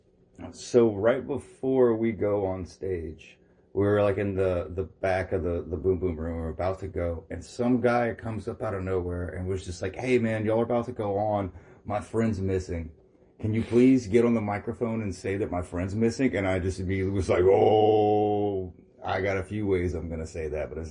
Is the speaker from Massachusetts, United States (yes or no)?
no; Arnaudville, Louisiana, United States; where I grew up on Arnaville, there was a video store